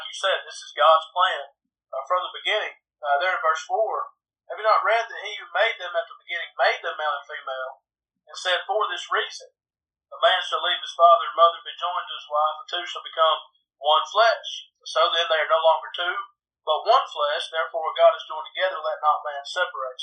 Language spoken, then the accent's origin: English; Adairsville, Georgia, United States; moved away as an adult; also born or lived in Nashville, Tennessee / Memphis, Tennessee; now in Quitman, United States; I'm originally from Adairsville, Georgia, which is up in the northwest corner of Georgia